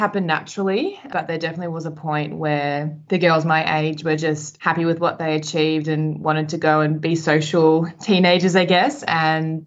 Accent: Sydney, New South Wales, Australia; now in Melbourne, Australia; I grew up in New South Wales in Sydney

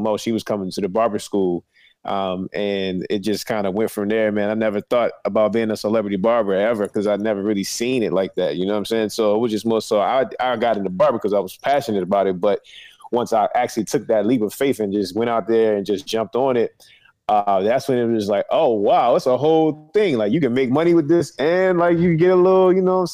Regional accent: Annapolis, Maryland, United States; I'm from Annapolis, Maryland, man. Right, it's right between Baltimore and D.C., the capital of Maryland, born and raised

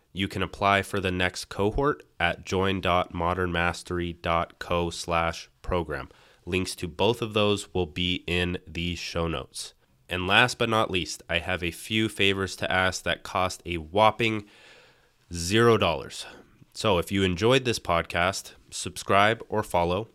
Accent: Arizona, United States; I've just been in Arizona my entire life

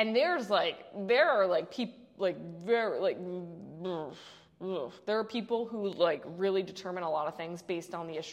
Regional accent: Mount Kisco, New York, United States; I was born in Mount Kisco Medical Center, so I was born in Mount Kisco

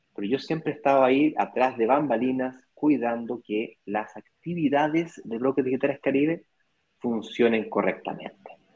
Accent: Chile; moved away as an adult; now in Brazil; yo soy chileno, nací en Chile

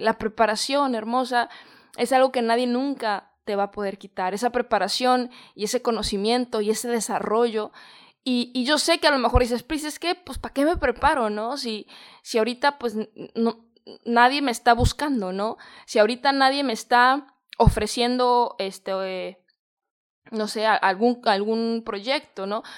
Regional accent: Mexico; moved away as an adult; salí de mi país, yo soy de México

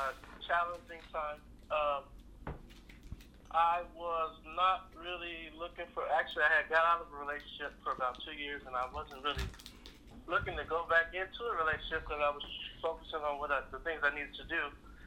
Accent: Oakland, California, United States; Born and raised in Oakland. Most people think I'm from Texas. I go back and forth so much that I start to develop an accent.

